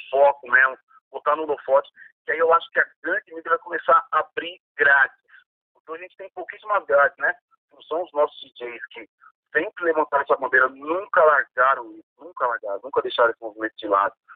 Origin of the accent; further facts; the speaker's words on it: São Paulo, Brazil; da Zona Sul, onde eu nasci aqui